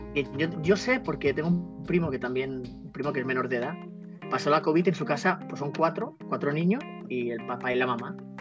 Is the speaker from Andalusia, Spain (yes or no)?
no; Barcelona, Catalonia, Spain; also born or lived in Temuco, Chile; nací aquí en Barcelona y en el 2015 pues me fui a, Chile